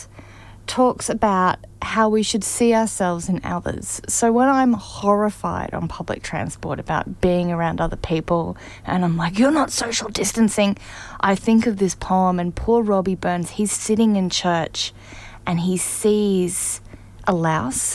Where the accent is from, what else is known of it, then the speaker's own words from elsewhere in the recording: Canberra, Australian Capital Territory, Australia; I grew up in Canberra, Australia